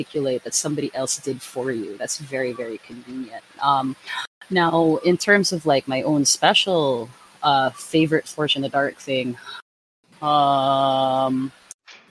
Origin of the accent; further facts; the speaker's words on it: Philippines; I come from the Philippines